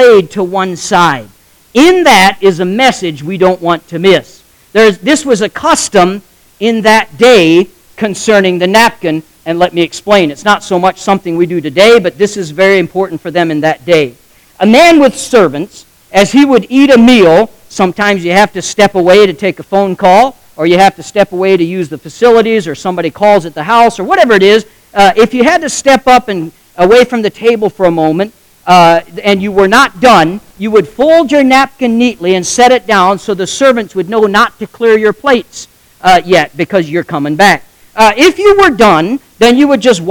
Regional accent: United States; accent: Amish; first language Pennsylvania German (Amish); English is a second language; English is my second language. I spoke Amish until I spoke English

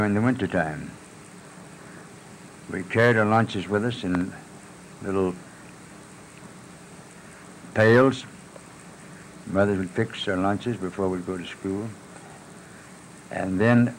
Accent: Patton Creek community, Oldham County, Kentucky, United States; In the Patton Creek community of Oldham County

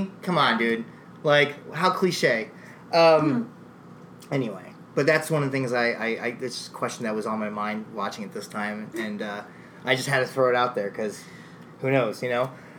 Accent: East Coast, United States; we're all from the East Coast

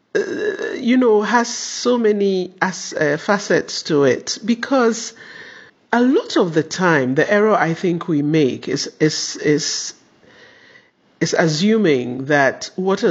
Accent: Ghana; in my country, I come from Ghana

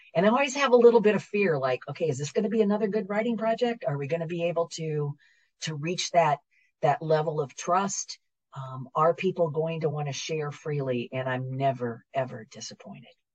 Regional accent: Northeast Iowa, United States; moved away as an adult; also born or lived in Hattiesburg, Mississippi / Baton Rouge, Louisiana; now in Louisiana, United States; I'm originally from the Midwest, um, from the great state of Iowa, Northeast Iowa

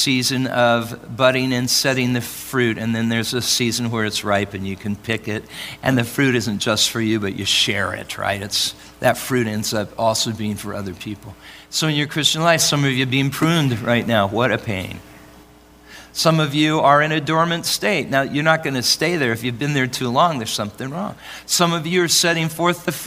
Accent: Oregon, United States; now in Arizona, United States; I'm from Oregon

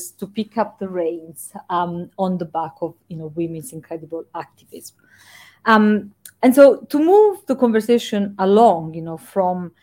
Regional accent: Italy; now in United Kingdom; in my home country, in Italy

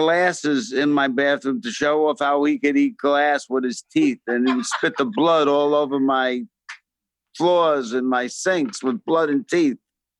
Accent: New York City, New York, United States; I'm from the Bronx.

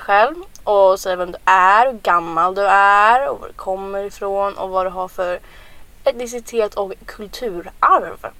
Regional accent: Sweden; jag och Paulina vi är födda här i Sverige

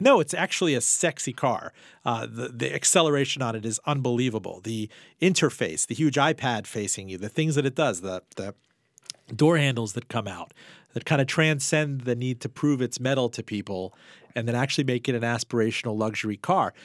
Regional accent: Miami, Florida, United States; my hometown in Miami

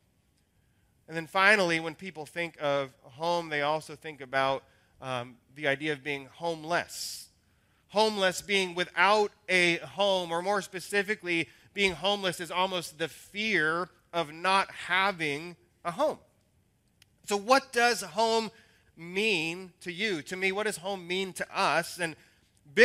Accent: Salem, Oregon, United States; the hometown that I remember is Salem, which is a radically different city now than it was when it was my childhood hometown

